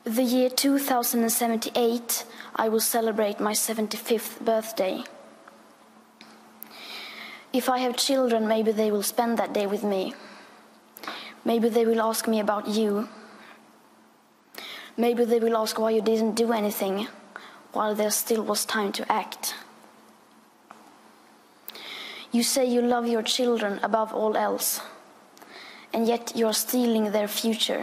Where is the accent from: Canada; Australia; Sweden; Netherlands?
Sweden; I am 15 years old, and I'm from Sweden.